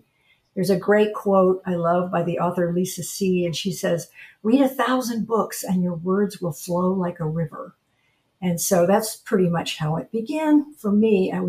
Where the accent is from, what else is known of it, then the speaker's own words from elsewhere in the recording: Atlanta, Georgia, United States; moved away as an adult; also born or lived in Washington, D.C. / Delaware / Florida; now in Ponce Inlet, United States; I was raised in Atlanta, Georgia, before it became such a huge city. It was still kind of a big, small town at that point.